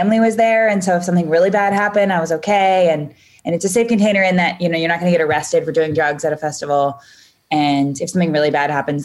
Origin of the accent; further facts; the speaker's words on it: Portland, Oregon, United States; also born or lived in Chico, California / San Francisco, California; I was born in Northern California and my parents split up when I was very young. And so I split half of my time between Portland, Oregon and Chico, California.